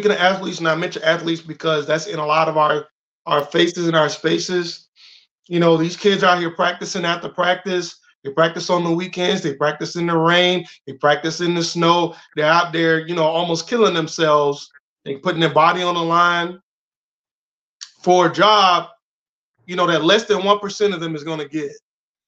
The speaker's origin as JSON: {"language": "English", "town": "Jacksonville", "region": "Florida", "country": "United States", "tie": "born or raised there", "said": "I'm from Duval"}